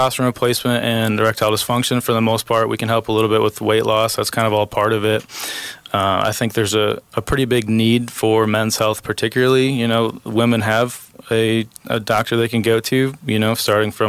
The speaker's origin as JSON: {"language": "English", "region": "Illinois", "country": "United States", "tie": "born or raised there", "moved": "yes", "said": "I grew up in Illinois, so that was mostly Illinois, but I did work in the hospital there"}